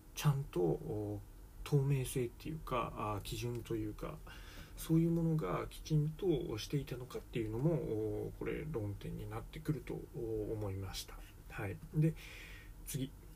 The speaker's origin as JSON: {"language": "Japanese", "country": "Japan", "said": "日本人の我々"}